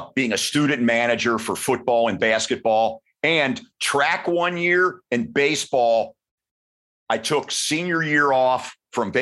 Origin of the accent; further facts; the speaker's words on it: Cincinnati, Ohio, United States; I grew up at the corner of West 8th and Rosemont in the St. William Parish. And that's, you know, when you're from Cincinnati